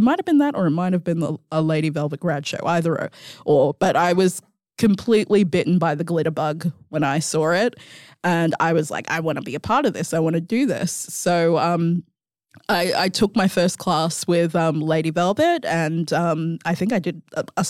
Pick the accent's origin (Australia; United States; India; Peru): Australia; Mandurah, Western Australia; I grew up in Mandurah. I had moved from Mandurah back to the city.